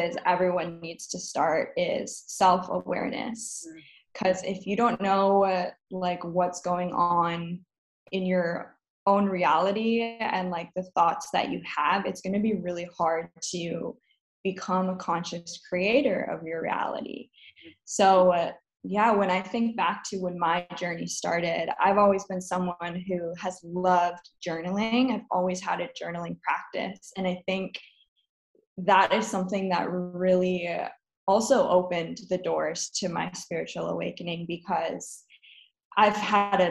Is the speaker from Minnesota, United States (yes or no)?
yes; Minnesota, United States; also born or lived in Wisconsin; I grew up in Minnesota and I went to college in Wisconsin